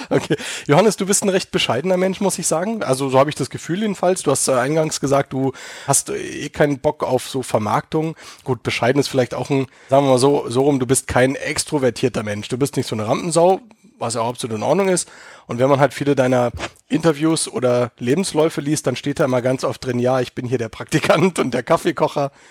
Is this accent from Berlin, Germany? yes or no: yes; Berlin, Germany; moved away as an adult; now in Munich, Germany; weil ich bin ja auch geborener Berliner, habe ja 30 Jahre auch da gelebt in dieser dreckigen, lauten Stadt, äh, bevor ich dann vor sechs Jahren hier rüber gemacht habe in die schönste Stadt Deutschlands, nämlich nach München.